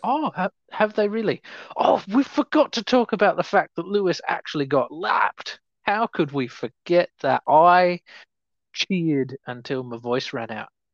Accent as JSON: {"language": "English", "country": "Australia", "said": "especially not as an Australian"}